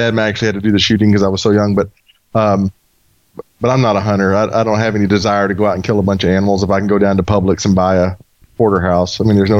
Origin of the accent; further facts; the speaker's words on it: the South, United States; I grew up in the South